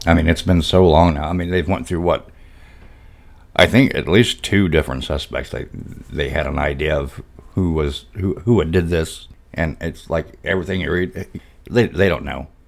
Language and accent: English; Arkansas, United States; That's my home state, yeah, Arkansas.